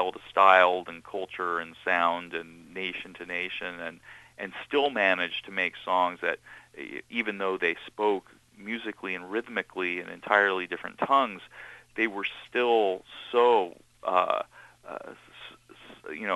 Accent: Seattle, Washington, United States; also born or lived in New York; my real experience of growing up as a Jewish kid in Seattle

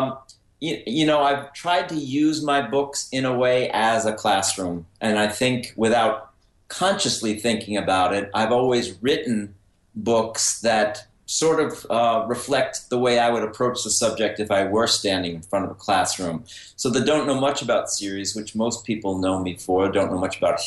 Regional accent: Mount Vernon, New York, United States; I was a reader from the time I was a kid growing up in Mount Vernon, New York, just outside New York City in Westchester

